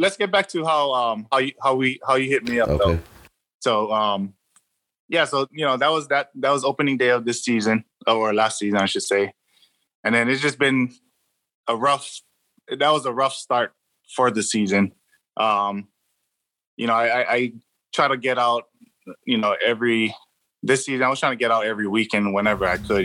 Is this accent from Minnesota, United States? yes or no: no; Hawaii, United States; now in California, United States; born and raised in Hawaii. Um, I, I, came out to California in 03, so I've been out here for a while